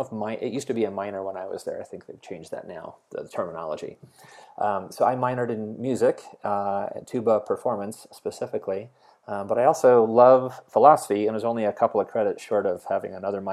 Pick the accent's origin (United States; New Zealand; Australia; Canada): United States; New Jersey; No, I grew up on the East Coast in New Jersey. And there's another large Polish population in New Jersey, so that's where my grandparents wound up when they emigrated to the U.S.